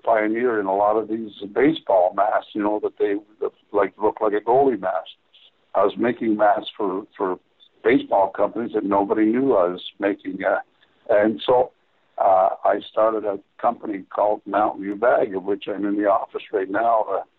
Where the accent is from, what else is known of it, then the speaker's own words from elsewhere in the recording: Toronto, Ontario, Canada; Harry, I grew up in Toronto, I'm a Maple Leafs fan.